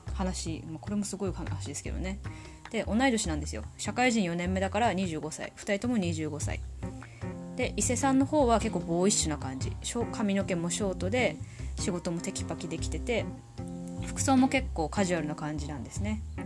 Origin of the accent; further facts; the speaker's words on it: Tohoku, Japan; accent: Tohoku accent; 生まれも育ちも東北人です。口下手なまりもあります